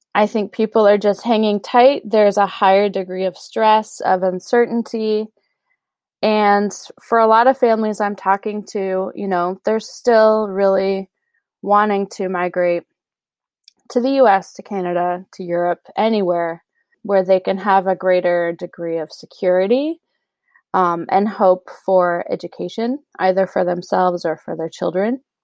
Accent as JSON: {"language": "English", "country": "United States", "said": "being an American"}